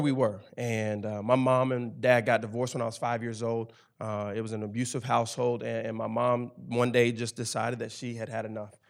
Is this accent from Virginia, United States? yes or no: no; Memphis, Tennessee, United States; now in Knoxville, United States; I'm originally from Memphis, Tennessee, the inner city of Memphis, Tennessee.